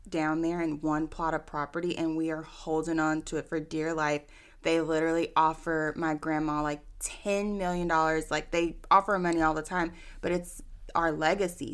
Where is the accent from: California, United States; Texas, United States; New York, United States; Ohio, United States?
Texas, United States; Austin; I'm born and raised in Austin